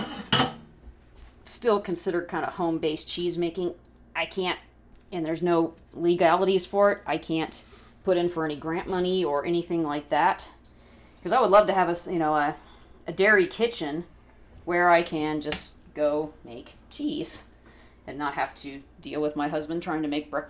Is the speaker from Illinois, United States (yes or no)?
no; San Diego, California, United States; now in Kentucky, United States; I grew up in San Diego